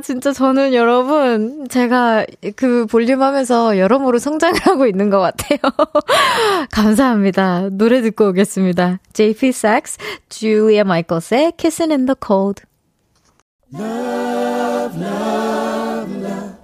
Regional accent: Seoul, South Korea; 저는 서울 사람입니다

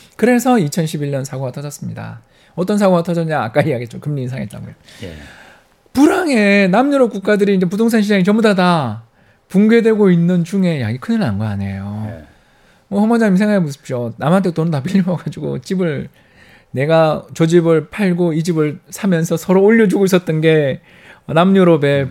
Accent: South Korea; now in Seoul, South Korea; 지리산 근처에 있는 산골에 제가 출신이에요.

